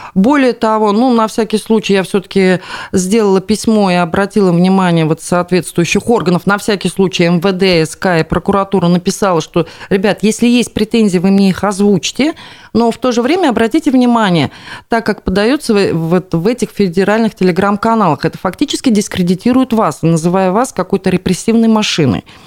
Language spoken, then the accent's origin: Russian; Bashkortostan, Russia; нашей республики